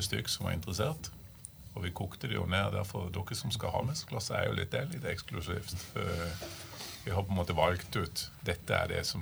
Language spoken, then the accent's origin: Norwegian; Lista, Agder, Norway; Når jeg er fra Lista